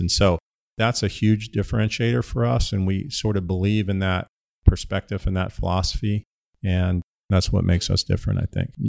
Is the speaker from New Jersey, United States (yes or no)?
no; Ohio, United States; moved away as an adult; also born or lived in Pittsburgh, Pennsylvania; now in Phoenix, United States; I grew up in Ohio